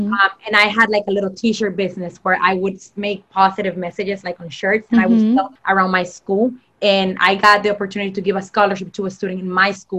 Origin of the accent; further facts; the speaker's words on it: Mexico; moved away; and even when I came from Mexico, you know, I went through like really, I would say sad times because life was basically flipped upside down with everything.